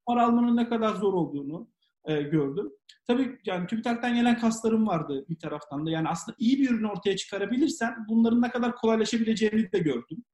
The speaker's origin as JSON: {"language": "Turkish", "region": "Samsun", "country": "Turkey", "also_born_or_lived": "Ankara, Turkey / Istanbul, Turkey", "moved": "yes", "lives_now": "London, United Kingdom", "said": "Samsunluyum, ODTÜ mezunuyum"}